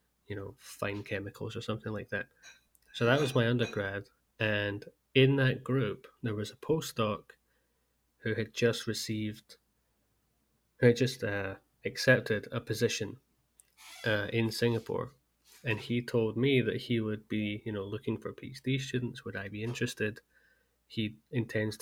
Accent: Scotland, United Kingdom; being Scottish myself

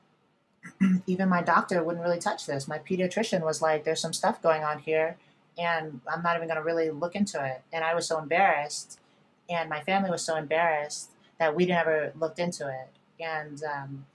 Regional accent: Virginia, United States; moved away; also born or lived in New York City, United States / Los Angeles, United States; I grew up in Virginia

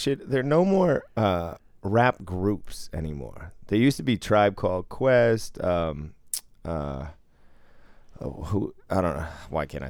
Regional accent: Boston, Massachusetts, United States; Growing up in Boston

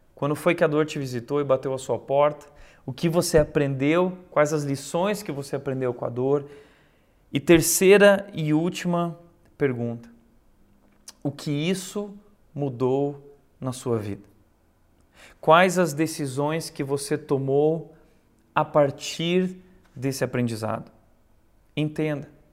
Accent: Brazil; Nós somos brasileiros

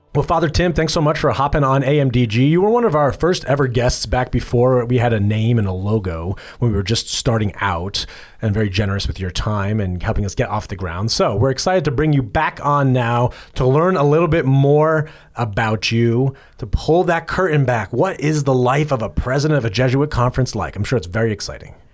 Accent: East Coast, United States; I am from the East Coast

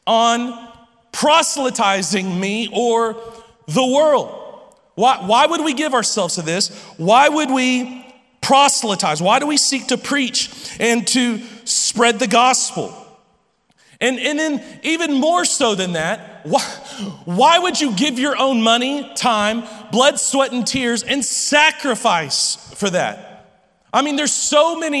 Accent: Lubbock, Texas, United States; I'm from Lubbock

